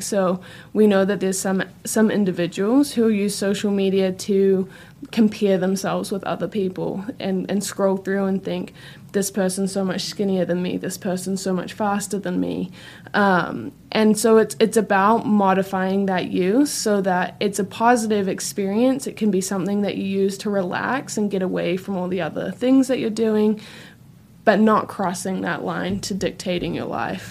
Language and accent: English; New Zealand; moved away as an adult; now in Gainesville, United States; I, I am from New Zealand